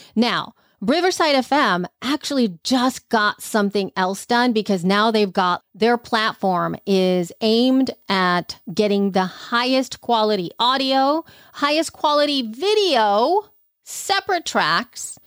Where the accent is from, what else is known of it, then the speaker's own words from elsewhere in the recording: El Salvador; moved away; growing up in El Salvador